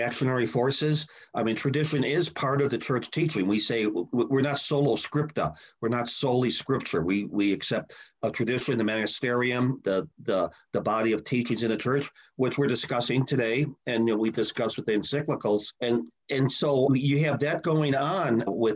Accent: Chicago, Illinois, United States; I grew up in Chicago.

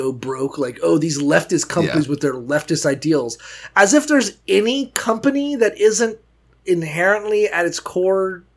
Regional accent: Florida, United States; I'm from Florida

